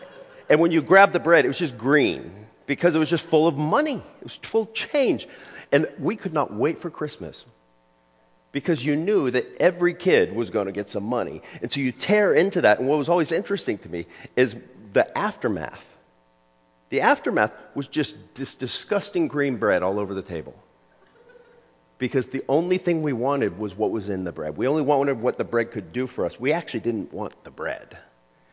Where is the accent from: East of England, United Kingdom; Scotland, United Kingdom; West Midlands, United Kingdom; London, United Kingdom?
Scotland, United Kingdom; On one hand, I'm Scottish, which people go, yeah, okay, that I could see that. On the other half, I'm Serbian. I grew up with an ethnic Serbian family.